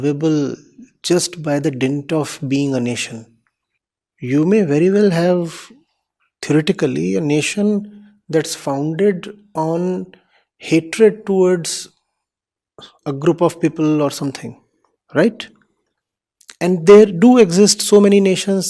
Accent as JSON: {"language": "English", "country": "India", "said": "I am an Indian"}